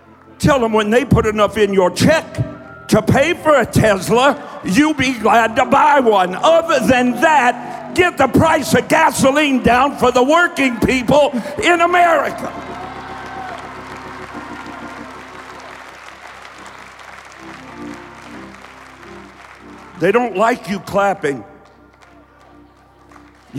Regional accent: Kentucky, United States; accent: southern drawl; because I'm from Kentucky, and I spent a whole lot of my early preaching days teaching myself not to have such a southern drawl. I mean, I used to take three syllables to say at. It's the way I talked. It's the way I was raised.

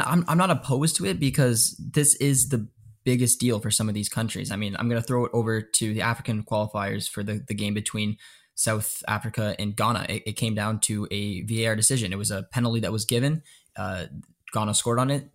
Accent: Canada; I'm Canadian

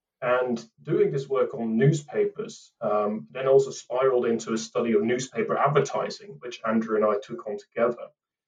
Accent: Amsterdam, North Holland, Netherlands; moved away as an adult; now in United Kingdom; I was born and raised in Amsterdam, but I've been in the UK now for pretty much 10 years.

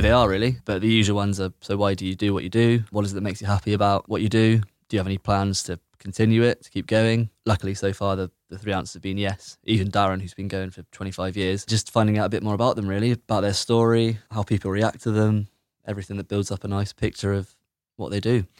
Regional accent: Bristol, South West England, United Kingdom; I'm from Bedminster

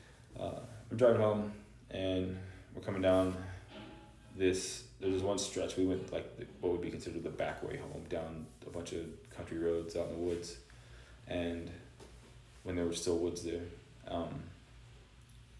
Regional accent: Lake County, Central Florida, United States; where I used to work is also where I grew up in Central Florida, Lake County, Florida

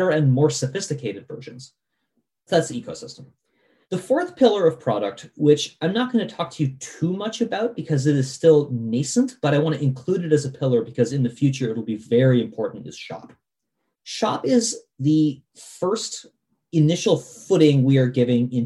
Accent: Vermont, United States; I grew up in Vermont

